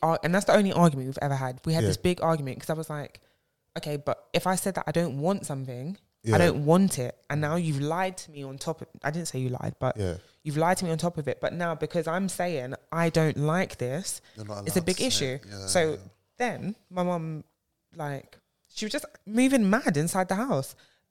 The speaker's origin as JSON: {"language": "English", "country": "Nigeria", "said": "first of all, I'm a Nigerian babe."}